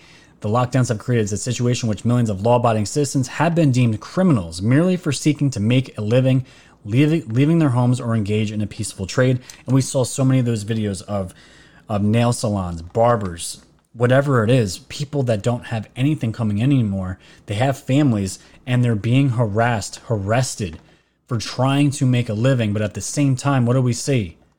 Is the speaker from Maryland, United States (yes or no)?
no; New York, United States; Everyone knows I'm from New York.